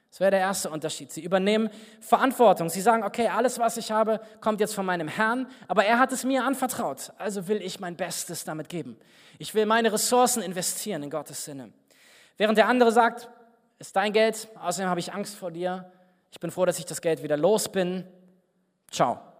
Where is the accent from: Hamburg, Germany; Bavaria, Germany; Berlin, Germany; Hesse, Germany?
Berlin, Germany; Ich bin nach Berlin gefahren, wo ich herkomme, und saß dann beim Kaffeetrinken mit einem Mann aus der Gemeinde zusammen, aus der ich komme